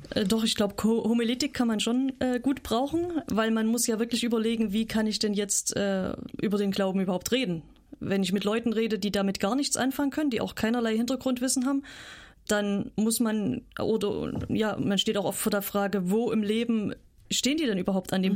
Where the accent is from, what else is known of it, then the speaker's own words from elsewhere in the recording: Saxony, Germany; moved away as an adult; also born or lived in North Rhine-Westphalia / Switzerland / Kenya; now in Rügen, Germany; ich komme aus Sachsen, habe sechs Jahre in Nordrhein-Westfalen gewohnt, dann war ich drei Jahre in der Schweiz